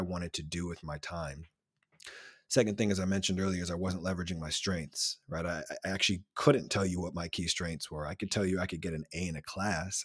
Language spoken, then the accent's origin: English; Silver Spring, Maryland, United States; I'm originally from Silver Spring, Maryland, though I'm a Nija boy